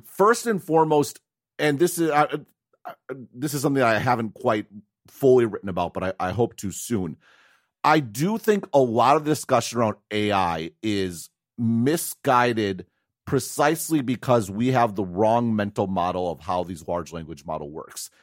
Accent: United States; moved away as an adult; now in Taiwan; I'm an American

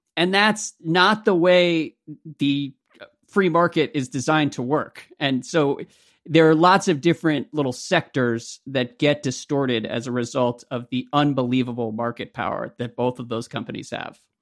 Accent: United States; as an American

